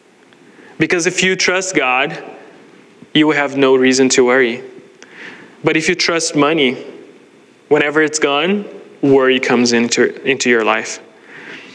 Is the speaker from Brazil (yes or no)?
yes; Brazil; moved away as an adult; I grew up in Brazil